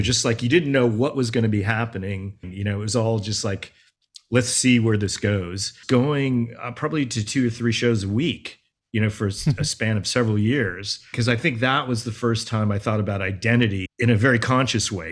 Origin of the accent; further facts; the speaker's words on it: Los Angeles, California, United States; growing up as Asian American kid in L, kid in L